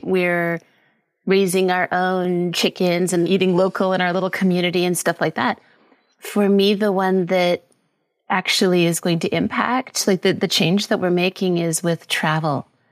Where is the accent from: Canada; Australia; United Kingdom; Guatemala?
Canada; British Columbia; moved away as an adult; now in Costa Rica; I'm Canadian from British Columbia. I've been living in Costa Rica for the last six years